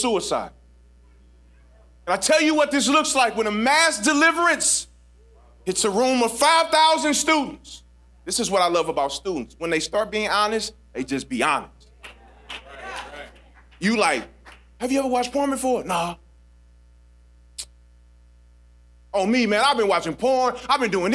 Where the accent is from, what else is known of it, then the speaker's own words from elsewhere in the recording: St. Louis, Missouri, United States; I'm from St. Louis